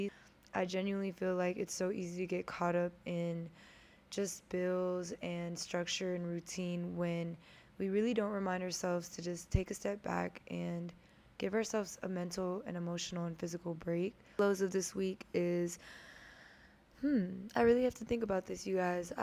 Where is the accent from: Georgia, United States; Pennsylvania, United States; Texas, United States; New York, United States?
Texas, United States; Houston; I'm from Houston, Texas